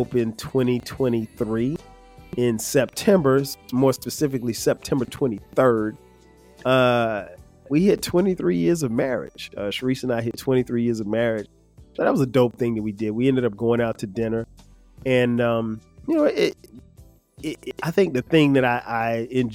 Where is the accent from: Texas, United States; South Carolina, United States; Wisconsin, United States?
South Carolina, United States; Florence; moved away; went back to my hometown, Florence, South Carolina, got a chance to experience homecoming at Wilson High School